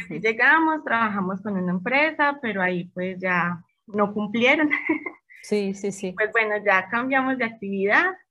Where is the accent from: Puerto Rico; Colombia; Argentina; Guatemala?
Colombia; Medellín, Antioquia; moved away as an adult; now in Querétaro, Mexico; este, soy de una ciudad muy bonita y muy maravillosa de Colombia, se llama Medellín y ya llevo en este hermoso país, ya llevo tres años, llegué con mi esposo